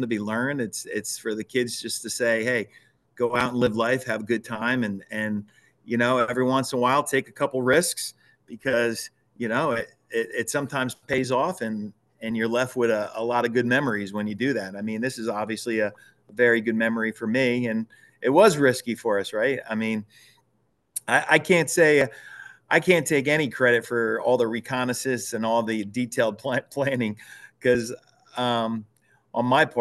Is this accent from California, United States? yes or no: no; Branchville, New Jersey, United States; moved away as an adult; I'm actually currently living up at Culver Lake in Branchville, New Jersey